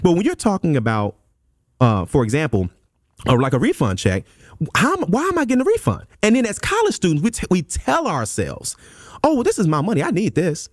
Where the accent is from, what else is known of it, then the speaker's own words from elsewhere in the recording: Memphis, Tennessee, United States; moved away; I'm from Memphis, Tennessee originally